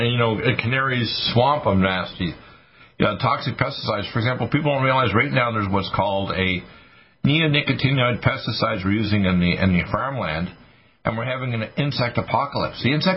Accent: Canada; also born or lived in Detroit, Michigan, United States; I was raised in Canada, but I was an American, born in Detroit, Michigan, so I could run for president. The fact is, my mother was born in North Dakota, okay, so I'm an American.

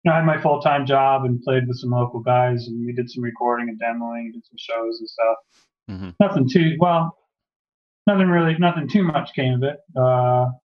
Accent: Huntington, New York, United States; moved away; also born or lived in Framingham; both from Huntington, Long Island

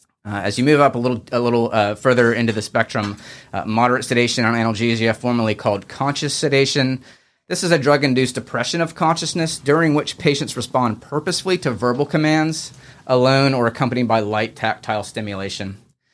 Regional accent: Charleston, South Carolina, United States; also born or lived in Birmingham; one of the pediatric emergency physicians here as well. I grew up here in Charleston, did my training at the University of Alabama, Birmingham

